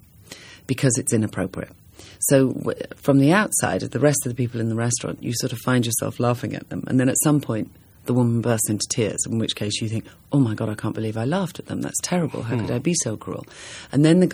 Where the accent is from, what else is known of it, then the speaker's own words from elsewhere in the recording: England, United Kingdom; I come from England